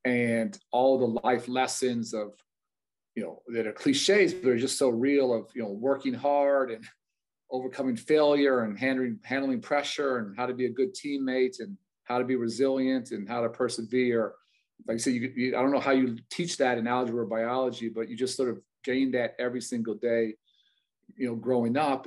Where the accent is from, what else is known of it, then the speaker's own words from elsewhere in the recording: Chicago, Illinois, United States; we grew up in Hyde Park, literally on the campus of the University of Chicago